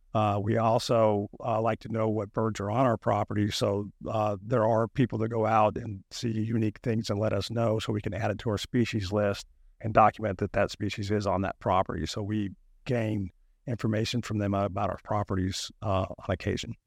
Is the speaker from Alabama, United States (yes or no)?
yes; North Alabama, United States; moved away as an adult; also born or lived in Auburn, Alabama; now in Florida, United States; I grew up in North Alabama, hunting and fishing and catching snakes and critters